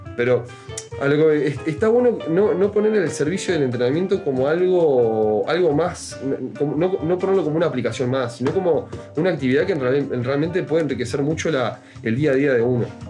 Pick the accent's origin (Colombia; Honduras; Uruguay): Uruguay; somos todólogos, como cualquier uruguayo